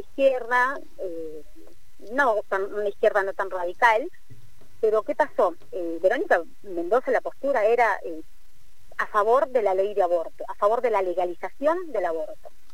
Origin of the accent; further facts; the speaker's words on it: Peru; como decimos en Perú